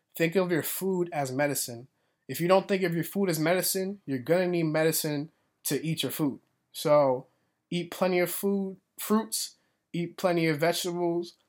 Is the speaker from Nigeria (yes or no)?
no; Boston, Massachusetts, United States; also born or lived in Florida; I'm from Boston, Massachusetts